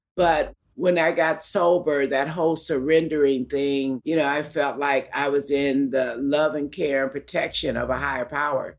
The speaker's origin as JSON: {"language": "English", "town": "Los Angeles", "region": "California", "country": "United States", "tie": "born or raised there", "said": "I was born in Los Angeles County, in East Los Angeles."}